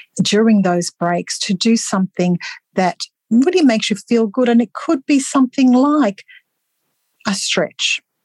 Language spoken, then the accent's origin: English; Australia; Australian research, where I'm from